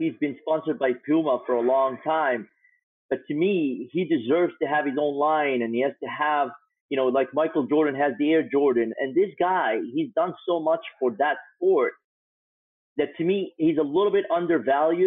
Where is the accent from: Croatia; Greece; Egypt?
Egypt; growing up in Egypt